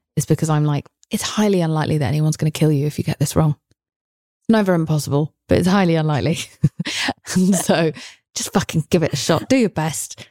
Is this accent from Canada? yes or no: no; England, United Kingdom; I'm English